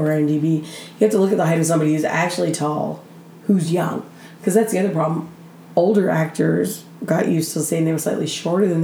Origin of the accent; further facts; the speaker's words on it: Canada; I'm a Canadian